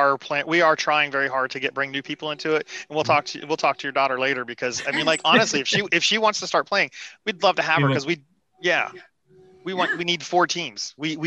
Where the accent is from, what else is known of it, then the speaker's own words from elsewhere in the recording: Cincinnati, Ohio, United States; I was born and raised in Cincinnati.